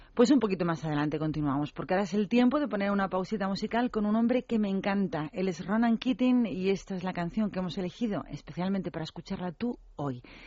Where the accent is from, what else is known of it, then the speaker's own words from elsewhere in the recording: Madrid, Community of Madrid, Spain; yo soy de Madrid